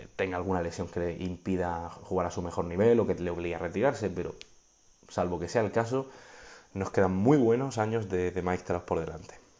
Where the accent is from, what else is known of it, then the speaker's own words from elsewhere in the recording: Region of Murcia, Spain; soy de Murcia